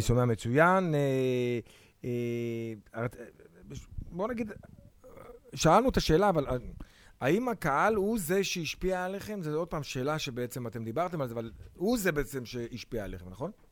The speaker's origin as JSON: {"language": "Hebrew", "town": "Tel Aviv-Yafo", "region": "Tel Aviv District", "country": "Israel", "tie": "born or raised there", "said": "אני ביפו ד' בשן ארי."}